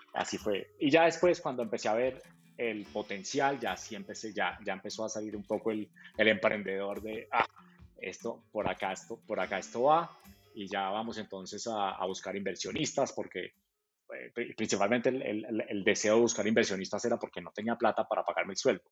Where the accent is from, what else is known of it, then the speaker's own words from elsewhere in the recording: Manizales, Caldas, Colombia; yo, soy de, Manizales